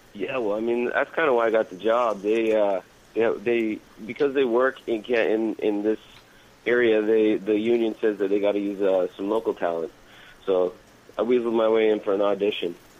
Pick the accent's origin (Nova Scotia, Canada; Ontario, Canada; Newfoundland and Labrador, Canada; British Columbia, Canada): Newfoundland and Labrador, Canada; moved away as an adult; now in Vancouver, Canada; I'm from a little island in the Atlantic Ocean called Newfoundland